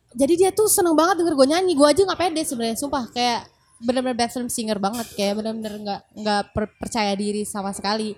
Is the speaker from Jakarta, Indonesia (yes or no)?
no; Makassar, South Sulawesi, Indonesia; aku sendiri juga dari Makassar